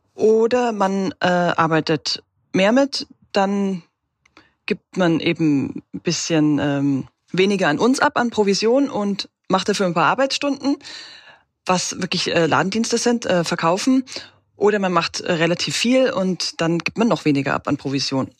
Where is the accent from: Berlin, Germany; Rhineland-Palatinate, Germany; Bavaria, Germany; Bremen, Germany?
Bavaria, Germany; Regensburg; now in Halle, Germany; Ich komme ursprünglich aus Regensburg